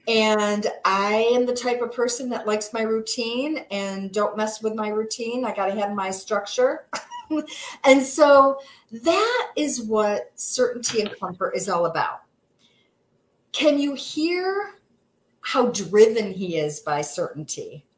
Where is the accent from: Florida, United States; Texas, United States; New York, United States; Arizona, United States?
New York, United States; Seneca Falls; I was born and raised in Seneca Falls, went to Minders Academy, graduated from Minders Academy, but I could not wait to get out of this one horse town.